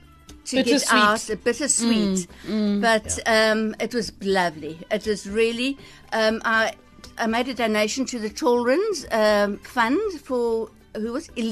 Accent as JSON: {"language": "English", "town": "East London", "region": "Eastern Cape", "country": "South Africa", "said": "I'm from East London."}